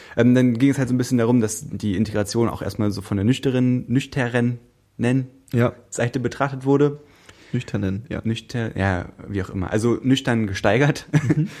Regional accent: Brandenburg, Germany; Ich komme aus Brandenburg

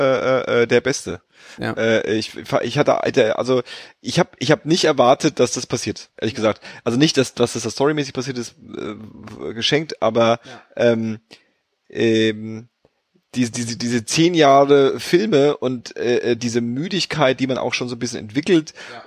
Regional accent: Berlin, Germany; als Berliner

